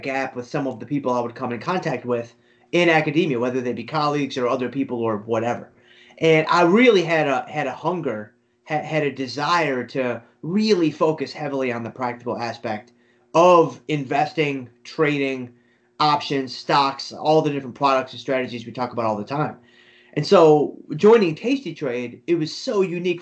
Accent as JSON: {"language": "English", "town": "Detroit", "region": "Michigan", "country": "United States", "tie": "born or raised there", "said": "I grew up in Detroit, you know, a very Midwestern"}